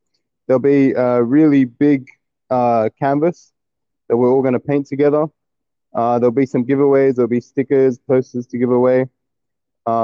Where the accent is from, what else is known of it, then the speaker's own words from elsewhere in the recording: Sydney, New South Wales, Australia; I grew up around Bankstown, Sydney